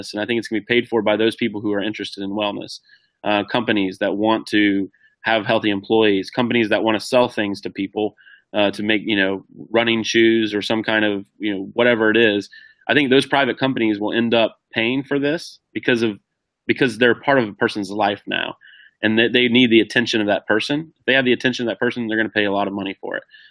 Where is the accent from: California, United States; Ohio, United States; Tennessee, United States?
Ohio, United States; moved away; my hometown, which is a small rural town in Ohio